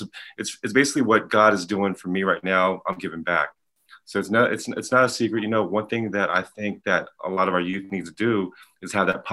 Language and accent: English; Pasadena, California, United States; I'm from Pasadena, California